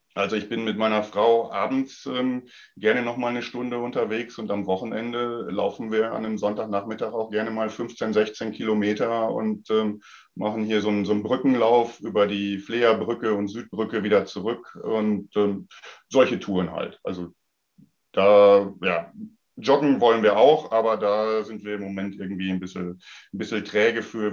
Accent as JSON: {"language": "German", "area": "Sauerland", "region": "North Rhine-Westphalia", "country": "Germany", "tie": "born or raised there", "moved": "as an adult", "said": "ich bin ja groß geworden ähm, zu Zeiten von Boris Becker und Steffi Graf noch und habe dann mhm. damals natürlich auch äh, Anfang der 80er Jahre ähm, in meiner Heimat im Sauerland"}